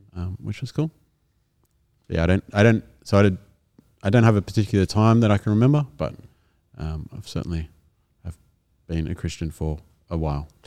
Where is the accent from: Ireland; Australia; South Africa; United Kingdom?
Australia; Kaimie, New South Wales; also born or lived in Caringbah, New South Wales; I lived in Kaimie up until about when I was in year seven or eight and then lived in Caringbah